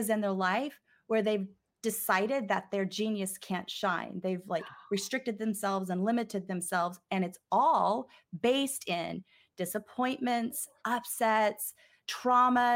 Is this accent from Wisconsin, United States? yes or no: no; Texas, United States; now in Los Angeles, United States; I'm a Texas girl, but I'm calling in from California.